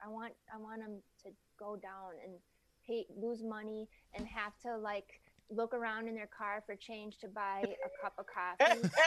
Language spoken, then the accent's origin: English; Wisconsin, United States; now in Minnesota, United States; I grew up over in Wisconsin most of my growing up